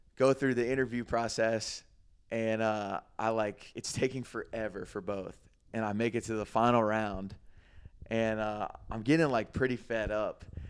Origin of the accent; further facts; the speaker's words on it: Greenville, South Carolina, United States; moved away as an adult; also born or lived in Florida; my hometown, Greenville